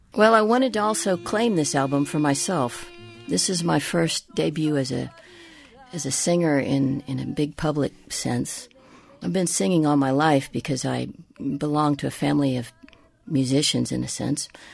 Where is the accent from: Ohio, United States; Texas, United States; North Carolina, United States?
Texas, United States; Tejana; I am, you know, a Tejana, I am a Latina, I am an American.